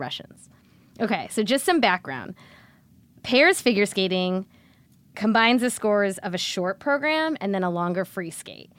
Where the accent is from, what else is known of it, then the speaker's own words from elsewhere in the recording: Cleveland, Ohio, United States; I'm from Cleveland.